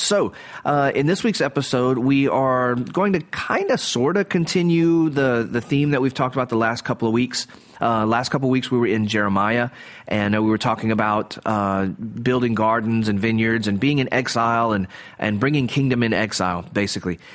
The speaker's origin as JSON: {"language": "English", "area": "the South", "region": "Southern United States", "country": "United States", "said": "as a Southerner"}